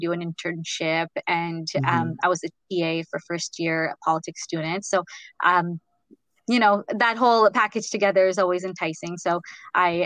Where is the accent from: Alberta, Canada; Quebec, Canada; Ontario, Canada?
Ontario, Canada; Ottawa; moved away as an adult; now in United States; I'm from Ottawa